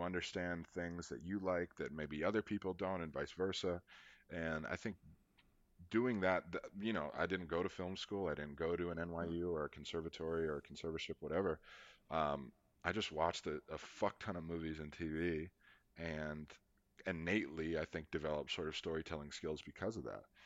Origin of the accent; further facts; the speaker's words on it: Charlotte, North Carolina, United States; coming from Charlotte, North Carolina